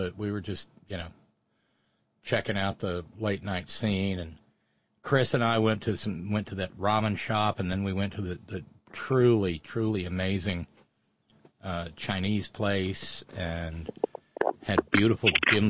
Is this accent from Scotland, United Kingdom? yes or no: no; Northern Ireland, United Kingdom; I saw this growing up. I saw this happen growing up in Northern Ireland.